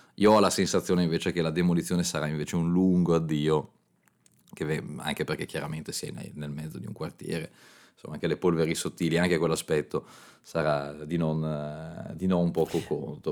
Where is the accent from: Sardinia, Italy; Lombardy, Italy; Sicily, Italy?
Lombardy, Italy; Milan; io da, da milanese